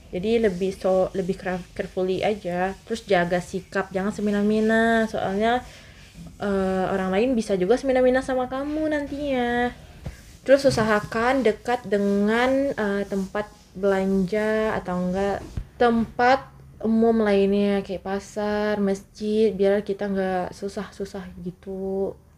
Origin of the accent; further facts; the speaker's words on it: West Sumatra, Indonesia; pasti kita pemikiran kita sebagai orang Minang lain gitu kan